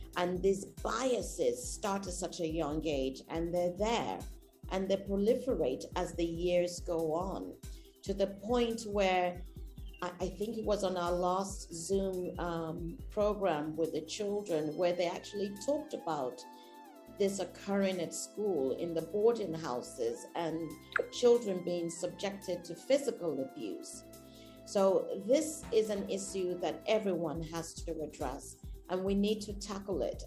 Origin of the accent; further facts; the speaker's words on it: United Kingdom; now in Nigeria; I am British